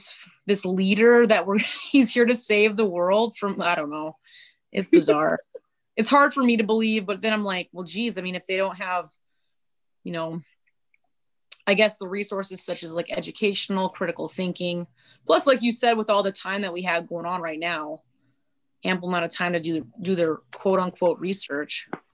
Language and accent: English; North Dakota, United States; I grew up in North Dakota